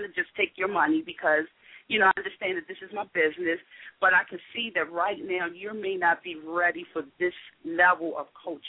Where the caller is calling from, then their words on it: Woodlawn, Maryland, United States; Hi, Deborah, and I am calling from Woodlawn.